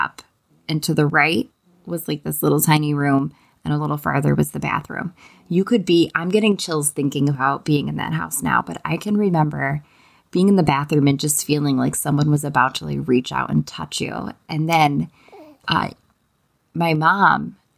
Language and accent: English; Oakfield, New York, United States; now in Virginia Beach, United States; I grew up in Oakfield, New York, which is like a tiny, tiny, tiny town in Genesee County